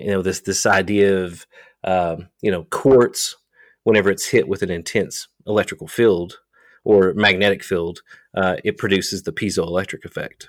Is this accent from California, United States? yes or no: no; Eastern Kentucky, United States; moved away as an adult; now in Somerset, Kentucky, United States; I'm from Eastern Kentucky, a small town